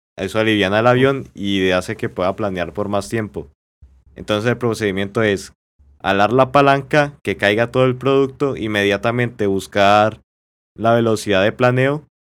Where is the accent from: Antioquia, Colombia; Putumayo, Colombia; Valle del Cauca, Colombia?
Valle del Cauca, Colombia; La Victoria; yo soy de la Victoria Valle